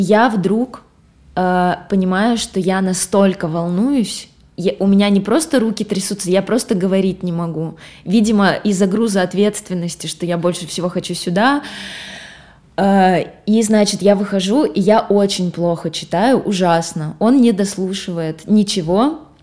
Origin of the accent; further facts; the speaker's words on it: Gubakha, Perm Krai, Russia; это было в Губахе, а. это вот откуда я родом, это, это маленький город недалеко от Перми